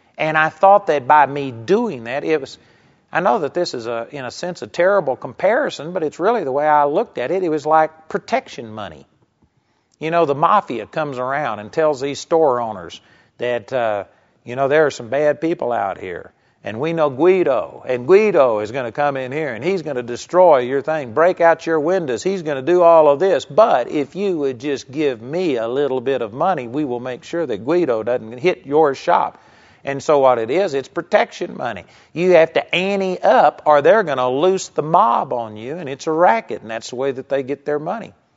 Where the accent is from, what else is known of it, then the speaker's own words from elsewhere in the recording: Texas, United States; I grew up in Texas